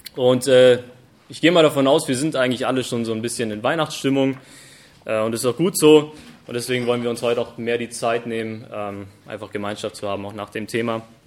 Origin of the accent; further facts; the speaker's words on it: Germany; bei uns in Deutschland